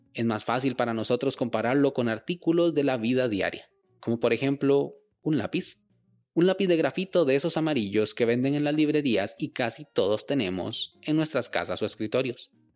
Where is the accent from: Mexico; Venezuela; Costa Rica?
Costa Rica; Yo vivo en Costa Rica